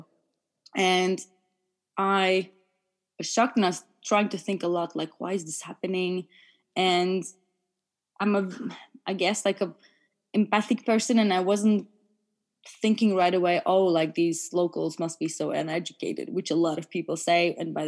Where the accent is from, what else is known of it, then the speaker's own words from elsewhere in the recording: Latvia; moved away as an adult; also born or lived in Germany / France; now in United Kingdom; I was born and raised in Latvia.